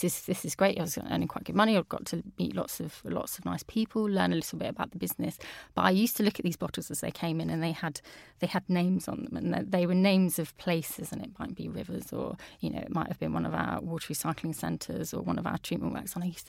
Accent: Peterborough, East of England, United Kingdom; So I'm from Peterborough, which is obviously in the Anglian region.

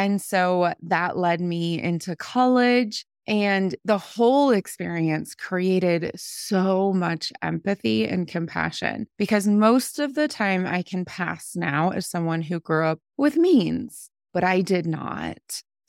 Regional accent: Ohio, United States; I grew up in Ohio. We moved a lot, and I graduated from an Appalachian county.

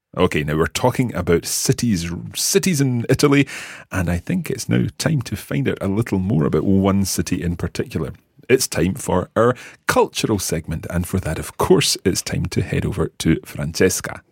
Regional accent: Scotland, United Kingdom; we are from Scotland. We live in Scotland

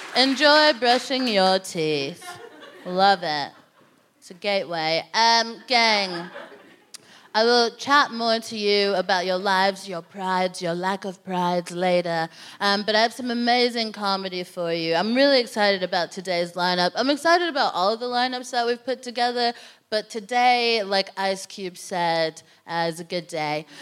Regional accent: United States; moved away; I'm from America

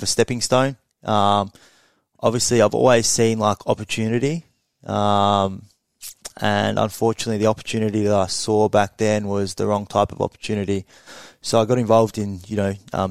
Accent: Ballarat, Victoria, Australia; also born or lived in Melbourne; I moved back from Melbourne to Ballarat

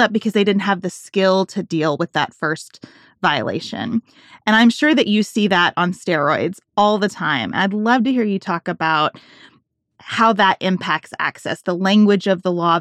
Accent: Kentucky, United States; my home state of Kentucky

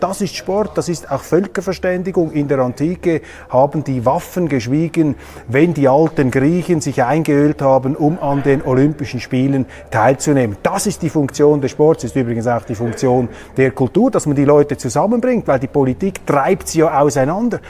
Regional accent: Switzerland; ich bin als Schweizer

